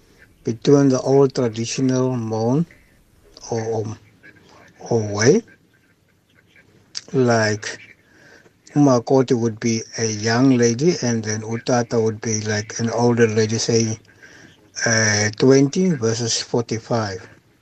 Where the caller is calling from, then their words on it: Western Cape, South Africa; I'm from Hot by Cape Town.